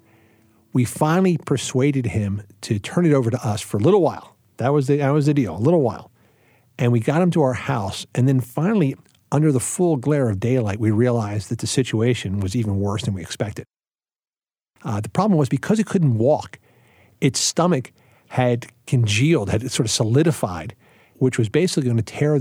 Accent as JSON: {"language": "English", "town": "Philadelphia", "region": "Pennsylvania", "country": "United States", "tie": "born or raised there", "moved": "as an adult", "lives_now": "Lancaster County, United States", "said": "I grew up in Philadelphia"}